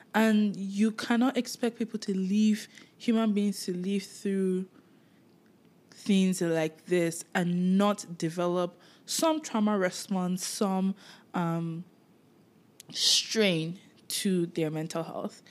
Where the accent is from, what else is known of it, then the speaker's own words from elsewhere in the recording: Nigeria; moved away; while I was living in Nigeria